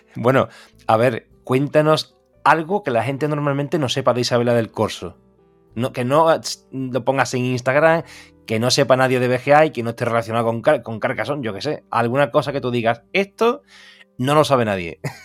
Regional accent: Seville, Andalusia, Spain; yo soy de Sevilla, aquí todo el mundo bebe cerveza

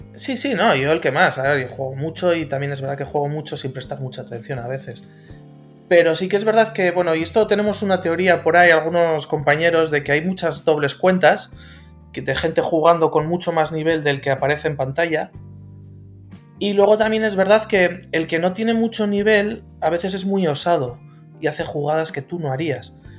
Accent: Bilbao, Basque Country, Spain; Yo soy de Bilbao, del norte

